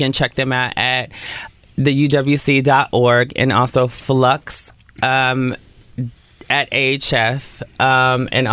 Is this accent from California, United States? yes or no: yes; Oakland, California, United States; moved away as an adult; now in Los Angeles, United States; So, I'm from East Oakland, deep East Oakland, which is like 98th and East 14th